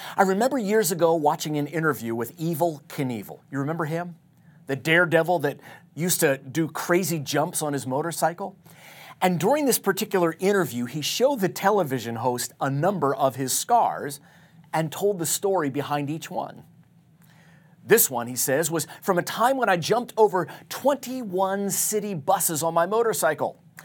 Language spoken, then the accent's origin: English; Tucson, Arizona, United States; my hometown of Tucson, Arizona